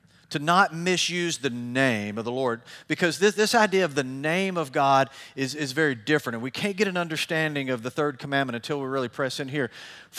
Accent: Tennessee, United States; I grew up in I grew up in Middle Tennessee my whole life.

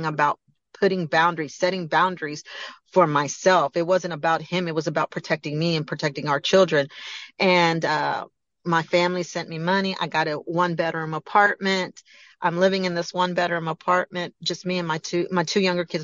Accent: Galveston, Texas, United States; moved away; I came to Galveston

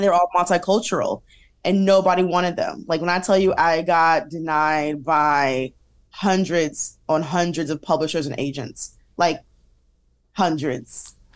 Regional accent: Detroit, Michigan, United States; we, uh, grew up in Detroit, half Detroit, half downriver

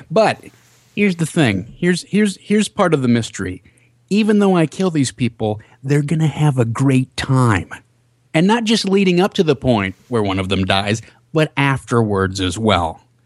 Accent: Minnesota, United States; I'm from Minnesota

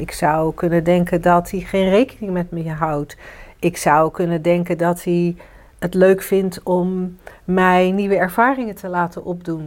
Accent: Netherlands

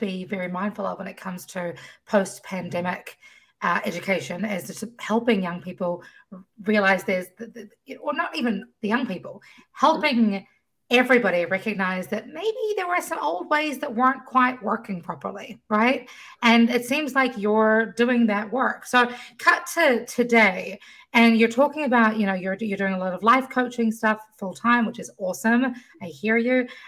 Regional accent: New Zealand; moved away; I come from New Zealand, where the education system is run very differently

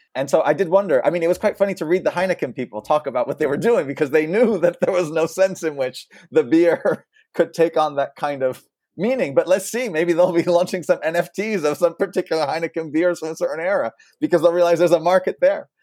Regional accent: France; moved away; so I'm a French citizen despite my accent. I'm also American, but I grew up in France

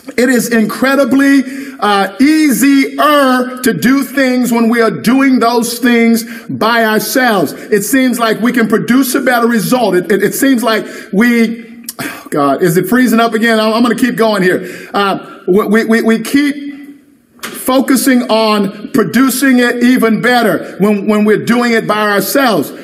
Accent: the Bible Belt, United States; I grew up down here in the Bible Belt

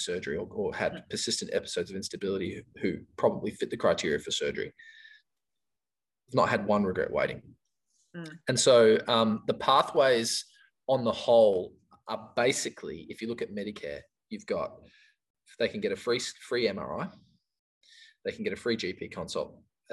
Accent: New Zealand; now in Perth, Australia; I came from New Zealand in 1995

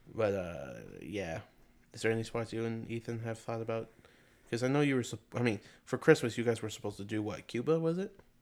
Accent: Canada; we're from Canada

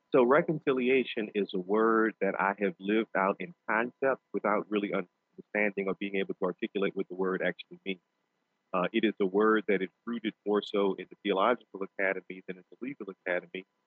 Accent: New Orleans, Louisiana, United States; in my native language of gumbo, uh, being from New Orleans

